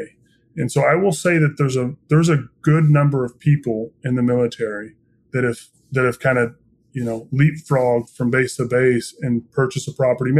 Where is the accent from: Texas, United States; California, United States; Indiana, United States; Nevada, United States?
Indiana, United States; I'm born and raised in Indiana, very proud Hoosier